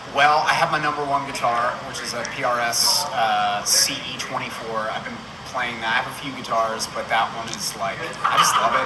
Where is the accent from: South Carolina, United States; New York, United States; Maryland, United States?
Maryland, United States; Baltimore; I'm from Maryland, from Baltimore originally